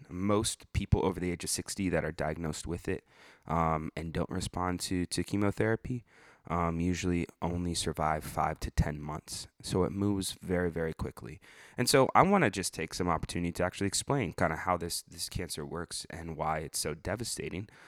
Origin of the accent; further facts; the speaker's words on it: Illinois, United States; I grew up in Illinois during right at the end of the Jordan era